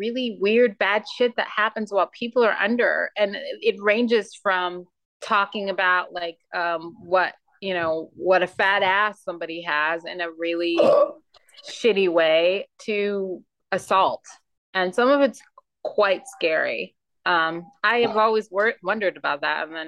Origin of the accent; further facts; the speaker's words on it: United States; I grew up in Hurricane Alley